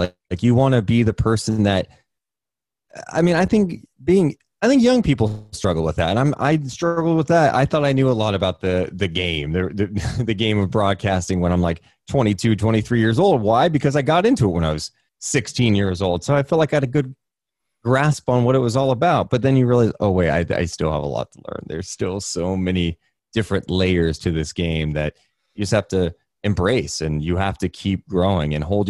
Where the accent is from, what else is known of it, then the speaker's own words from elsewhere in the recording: Sacramento, California, United States; I mean, obviously, Sacramento would be number one, right? Because it's my hometown team.